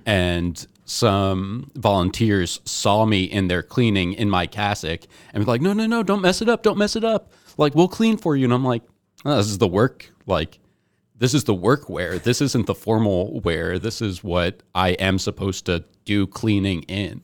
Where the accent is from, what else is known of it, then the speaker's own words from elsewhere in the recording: New Jersey, United States; I was born in New Jersey